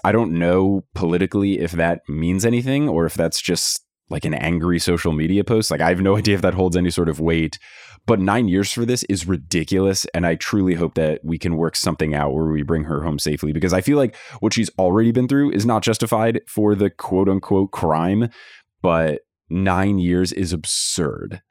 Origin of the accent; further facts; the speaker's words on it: New Jersey, United States; growing up in New Jersey